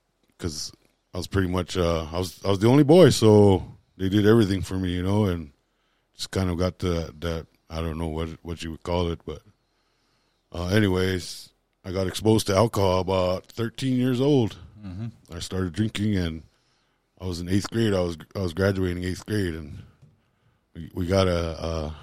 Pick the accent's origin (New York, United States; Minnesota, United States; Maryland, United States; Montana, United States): Montana, United States; Lodge Grass; I was born and raised in Lodgegrass.